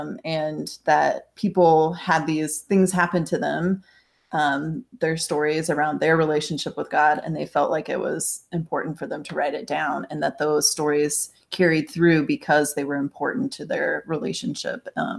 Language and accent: English; Kansas, United States; I grew up in middle America in Kansas